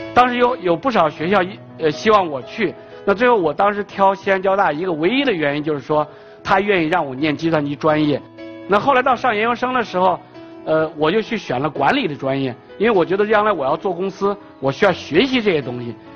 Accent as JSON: {"language": "Chinese", "country": "China", "said": "我们国家新一代年轻人"}